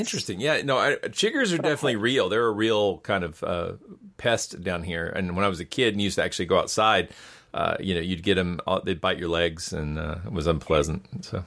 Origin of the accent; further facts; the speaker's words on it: Georgia, United States; my home state of Georgia